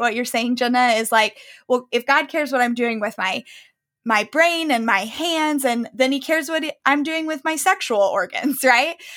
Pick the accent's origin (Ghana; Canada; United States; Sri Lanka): United States; the South; I grew up in the South.